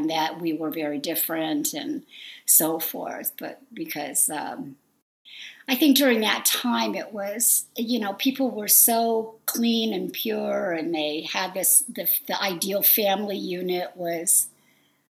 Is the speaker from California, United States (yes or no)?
yes; San Fernando Valley, Southern California, United States; accent: Valley girl; I grew up in the in Southern California, mostly all over the San Fernando Valley